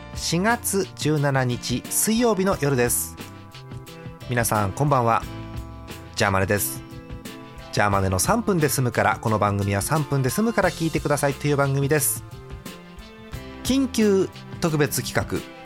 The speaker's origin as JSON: {"language": "Japanese", "town": "Hachioji", "region": "Tokyo", "country": "Japan", "tie": "born or raised there", "said": "私のふるさと八王子へ向かっていく電車"}